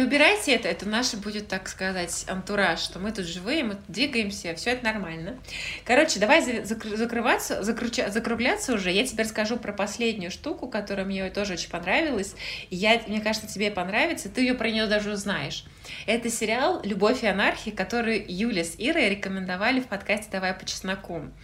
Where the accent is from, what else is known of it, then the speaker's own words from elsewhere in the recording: Russia; now in United Kingdom; я из России